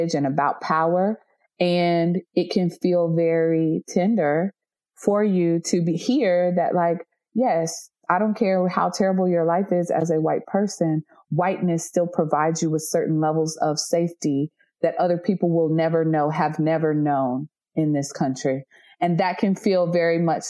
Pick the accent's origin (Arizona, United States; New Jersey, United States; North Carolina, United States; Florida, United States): North Carolina, United States; I'm from North Carolina